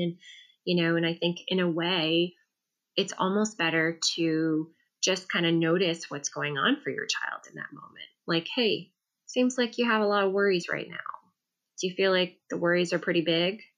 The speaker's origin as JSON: {"language": "English", "town": "New York City", "region": "New York", "country": "United States", "tie": "born or raised there", "said": "I grew up in New York City"}